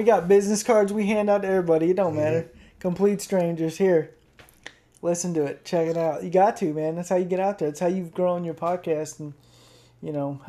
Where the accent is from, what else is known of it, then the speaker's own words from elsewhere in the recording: Cleveland, Tennessee, United States; We're from Cleveland, Tennessee.